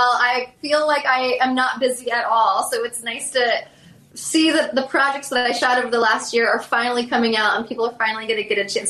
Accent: Southern US, United States; Like Gone with the Wind was a huge one. I'm from the South.

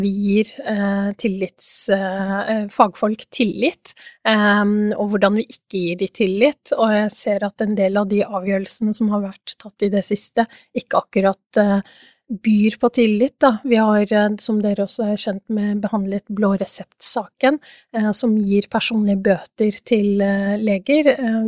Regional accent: Oslo, Norway; jeg er fra Oslo

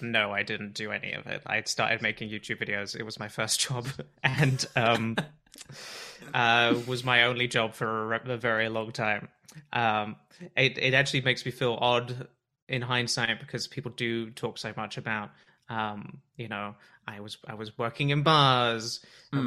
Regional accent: Bath, South West England, United Kingdom; now in Toronto, Canada; I'm from Bath originally

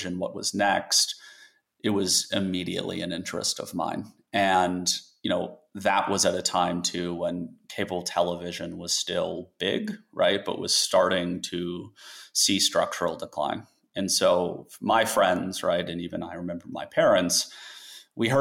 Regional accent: Colorado, United States; moved away; I grew up in Colorado

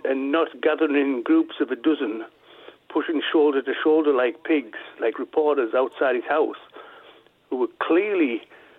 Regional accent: Middleton-in-Teesdale, North East England, United Kingdom; moved away; I'm from up near... originally, I was born up near Barnard Castle, a place called Middleton, Teesdale

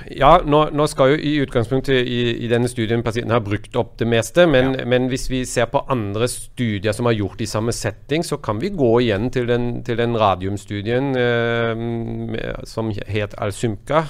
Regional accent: Germany; now in Norway; mitt hjemland i Tyskland

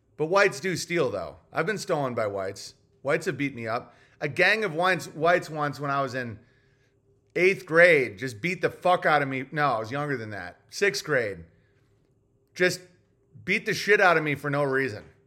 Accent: Tennessee, United States; Growing up in Tennessee

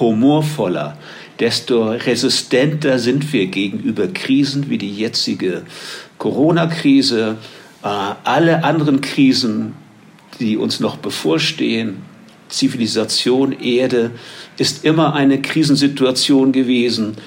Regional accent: Germany; moved away as an adult; now in Medellín, Colombia; Als Deutscher, der seit vielen Jahren in Kolumbien zeitweise lebt

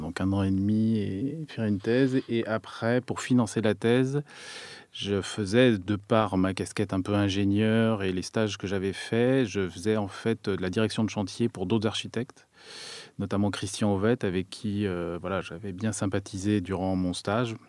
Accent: France; en tant que Français

